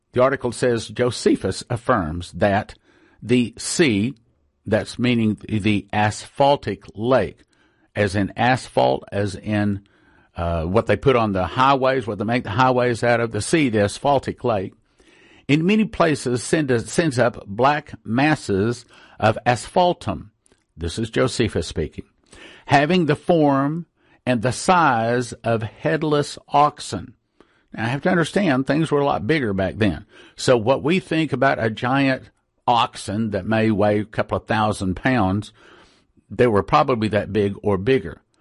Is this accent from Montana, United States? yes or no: no; West Texas, United States; I grew up in West Texas, and the oil patch